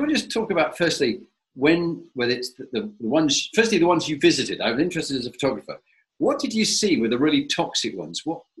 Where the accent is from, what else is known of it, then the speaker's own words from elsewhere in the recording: Scarborough, Yorkshire and the Humber, United Kingdom; I was born in Scarborough.